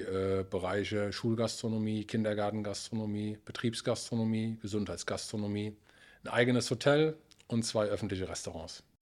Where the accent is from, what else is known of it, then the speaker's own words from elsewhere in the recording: Beulich, Rhineland-Palatinate, Germany; Ich komme aus dem Hunsrück äh, in der Nähe von Emmelshausen, aus dem kleinen Ort in Beulich